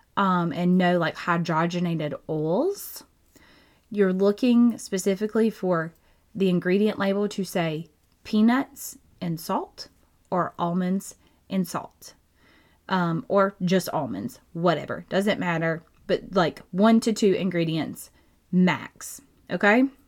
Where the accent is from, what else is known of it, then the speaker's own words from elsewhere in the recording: Georgia, United States; I'm from Georgia